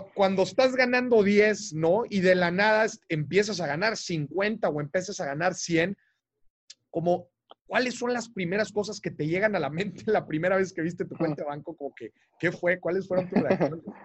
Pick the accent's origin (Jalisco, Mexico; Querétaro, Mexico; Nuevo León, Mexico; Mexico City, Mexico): Nuevo León, Mexico; Monterrey; yo soy de Monterrey